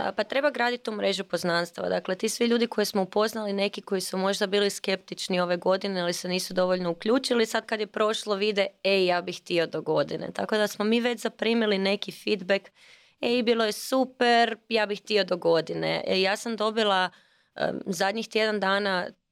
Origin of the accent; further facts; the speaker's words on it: Croatia; kod nas u Hrvatskoj